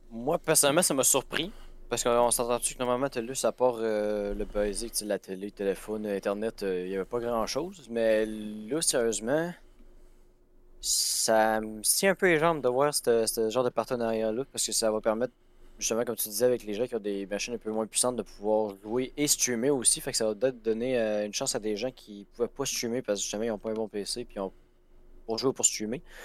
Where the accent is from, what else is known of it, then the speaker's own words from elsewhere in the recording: Chibougamau or Montmagny, Quebec, Canada; ma ville natale